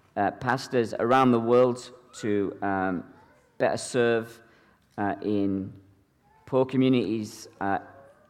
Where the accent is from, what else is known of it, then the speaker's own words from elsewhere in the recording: Ireland; now in Edinburgh, United Kingdom; I'm originally from Ireland, actually, the Republic of Ireland, but I've been a pastor in Edinburgh, Scotland for the last 17 years